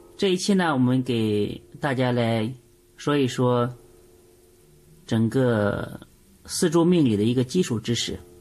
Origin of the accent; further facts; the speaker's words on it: China; 我们中国人啊，无论做什么事情，无论说什么事情，永远讲究一阴一阳